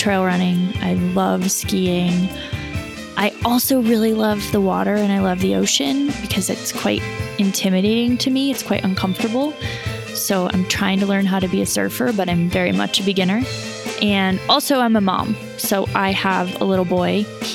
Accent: Colorado, United States; now in California, United States; I'm originally from Colorado. I live in California now.

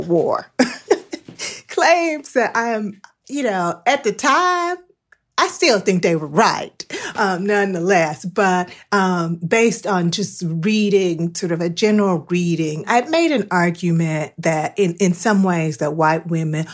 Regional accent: North Carolina, United States; I'm from North Carolina.

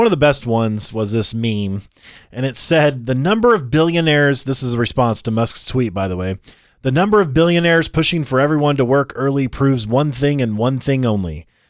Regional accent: California, United States; born there; I was born in Alameda County.

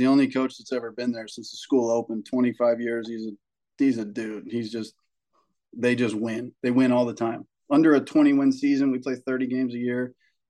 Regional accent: Carlsbad, California, United States; We come from Carlsbad, which is, it's like a beach town. There's money here. It's not like the richest place in San Diego, but there, you go buy a little shack for $1 million in Carlsbad.

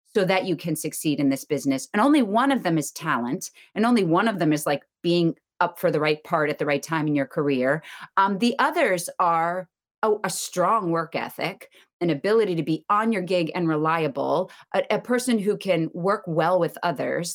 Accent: outside of Boston, Massachusetts, United States; I grew up outside of Boston

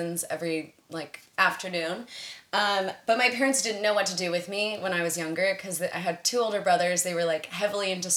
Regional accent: Berkeley, California, United States; moved away as an adult; also born or lived in Boston / New York / Australia (parents); now in London, United Kingdom; I'm from Berkeley, California. Originally

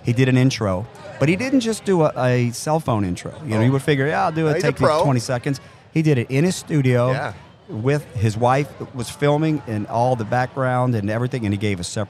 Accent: New Orleans, Louisiana, United States; born and raised in New Orleans

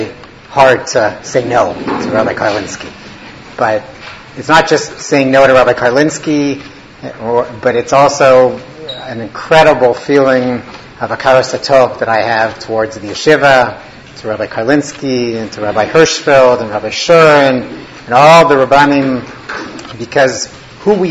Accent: Winnipeg, Manitoba, Canada; moved away as an adult; also born or lived in Toronto; I grew up in Winnipeg, Manitoba, Canada

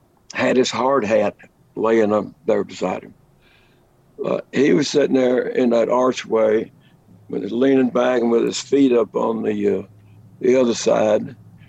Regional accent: Lubbock, Texas, United States; I grew up in Lubbock, Texas, hub of the plains, the Llano Estacado, as the Spaniards called it.

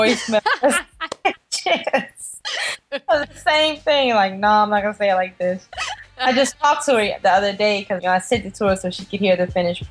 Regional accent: Snow Hill, United States; throughout my life growing up in Snow Hill

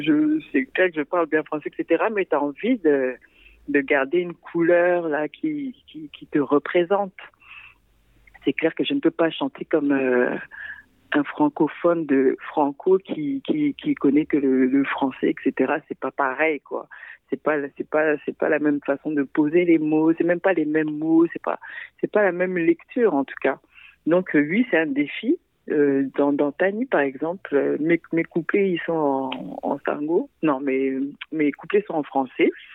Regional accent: Central African Republic; now in Montreal, Canada; je viens de la République centrafricaine

